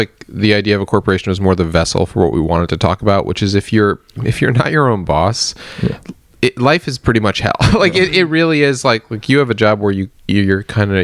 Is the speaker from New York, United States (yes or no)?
yes; New York, United States; moved away as an adult; also born or lived in Nashville; now in Burbank, United States; I grew up in New York